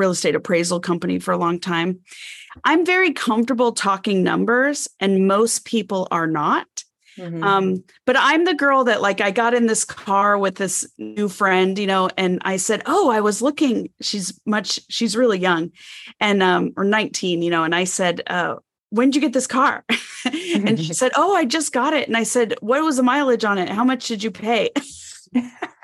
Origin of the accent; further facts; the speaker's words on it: Arizona, United States; I grew up in Arizona and lived with my mom and stepdad